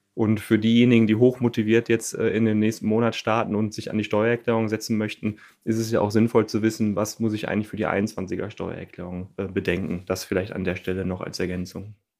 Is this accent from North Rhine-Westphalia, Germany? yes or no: yes; North Rhine-Westphalia, Germany; now in Cologne, Germany; Ich komme gebürtig vom Niederrhein, lebe aber seit vielen Jahren in der wunderschönen Stadt Köln